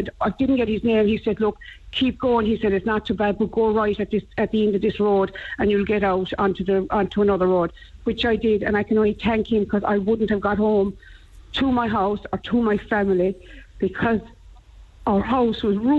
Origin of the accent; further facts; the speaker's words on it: Rathcormac, Munster, Ireland; No, it's Rathcormac. I'm from Rathcormac.